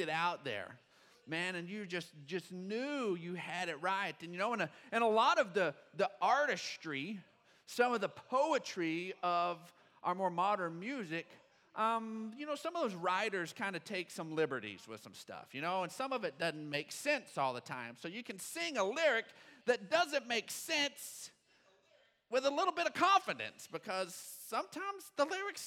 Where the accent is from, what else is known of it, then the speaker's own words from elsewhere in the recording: Odessa, Texas, United States; growing up in Odessa, we were raised on good old country music